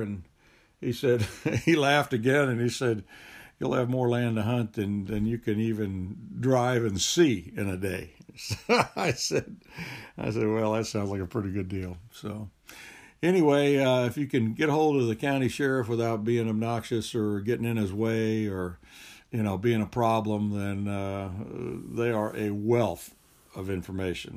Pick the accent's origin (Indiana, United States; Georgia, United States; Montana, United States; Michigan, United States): Georgia, United States; from Georgia